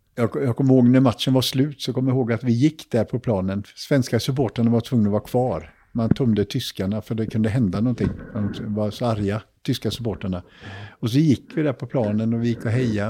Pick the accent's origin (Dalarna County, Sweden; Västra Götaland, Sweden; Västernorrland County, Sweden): Västra Götaland, Sweden; Jonsered; Vi var några killar från Jonsered